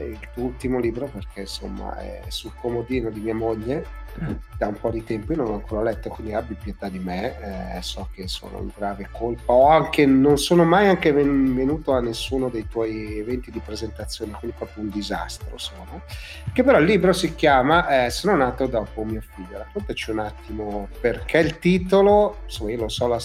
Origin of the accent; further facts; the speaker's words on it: Milan, Lombardy, Italy; Eh, poi in realtà noi siamo di Milano